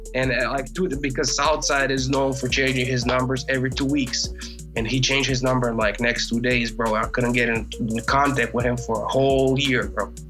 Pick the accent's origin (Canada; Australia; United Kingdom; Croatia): Croatia; I'm from Croatia.